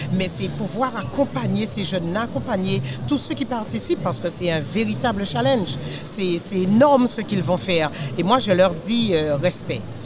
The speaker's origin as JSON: {"language": "French", "country": "Guadeloupe", "said": "Je suis de la Guadeloupe. Euh, à Bastien plus précisément."}